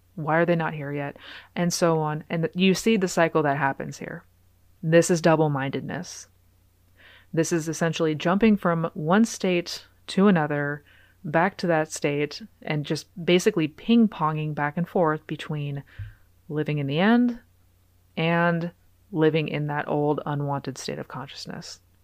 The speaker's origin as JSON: {"language": "English", "town": "Seattle", "region": "Washington", "country": "United States", "tie": "born or raised there", "moved": "yes", "lives_now": "Texas, United States"}